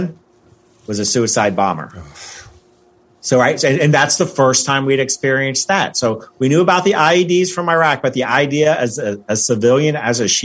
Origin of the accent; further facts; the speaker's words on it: United States; I'm an American boy